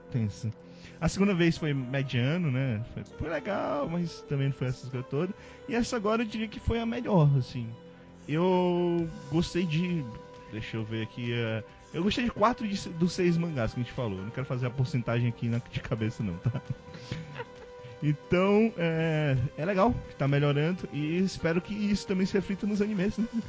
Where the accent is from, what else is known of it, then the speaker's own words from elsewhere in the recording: Ceará, Brazil; sobre ser nordestino, eu sou do Ceará